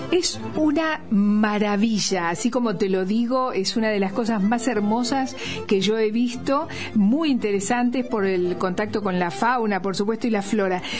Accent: Argentina; accent: Argentine; also born or lived in Bolivia / Santa Cruz de la Sierra; Y yo viví toda mi vida acá y voy a hablar como argentina

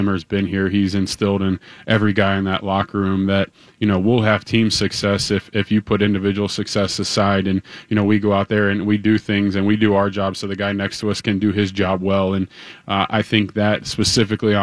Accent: Cincinnati, Ohio, United States; moved away as an adult; also born or lived in South Bend, Indiana; now in Twin Cities, United States; I'm from the Midwest, born and raised in Cincinnati, Ohio, and then went to school in South Bend at Notre Dame.

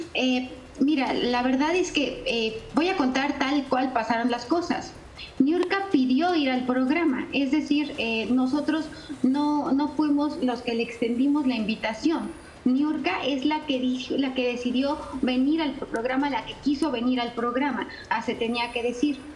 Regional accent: Mexico; los mexicanos somos especialmente cálidas, los mexicanos somos personas que damos la bienvenida

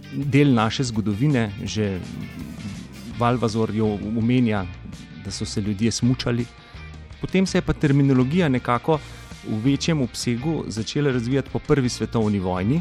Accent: Slovenia

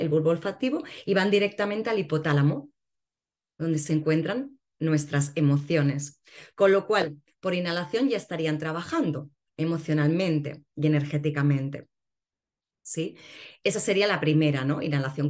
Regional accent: Barcelona, Catalonia, Spain; now in Cádiz, Spain; Yo ahora actualmente vivo en Cádiz, eh, nací en Barcelona

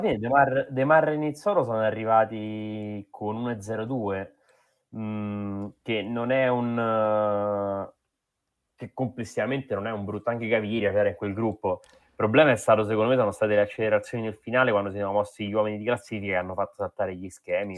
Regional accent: Rome, Lazio, Italy; Io sono di Roma, cioè Roma Nord

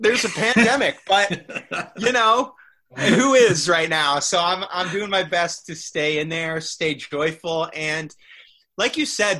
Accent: United States; growing up in America

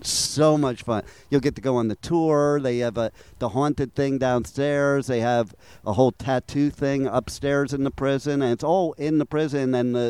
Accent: Little Falls, Montclair, Roseland, New Jersey, United States; also born or lived in Jefferson Township, New Jersey / New York; I'm originally from Little Falls, Montclair, Roseland, but I've lived all over Jersey.

